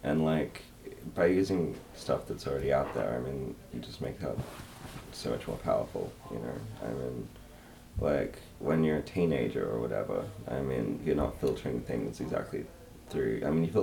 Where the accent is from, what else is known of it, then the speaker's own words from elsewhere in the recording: Perth, Western Australia, Australia; I grew up in Perth